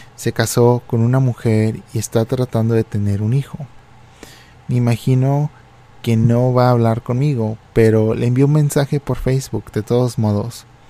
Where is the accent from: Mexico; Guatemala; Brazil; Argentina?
Mexico; Reynosa, Tamaulipas; moved away; yo estaba en la frontera de México